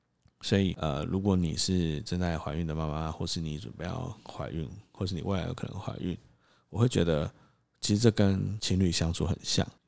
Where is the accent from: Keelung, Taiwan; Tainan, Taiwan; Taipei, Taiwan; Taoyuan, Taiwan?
Tainan, Taiwan; 目前我们会希望让小孩子在台南长大，因为其实有很多原因。第一个是还是比较喜欢自己的家乡，再来是在台南其实可以有比较多的后援